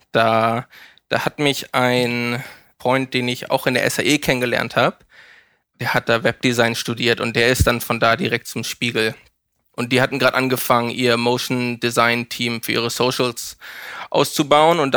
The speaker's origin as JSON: {"language": "German", "region": "Hamburg", "country": "Germany", "tie": "born or raised there", "also_born_or_lived": "Mannheim", "said": "Geboren, geboren im Süden in, äh, in Mannheim. Ach. Aber eigentlich die meiste Zeit meines Lebens in Hamburg."}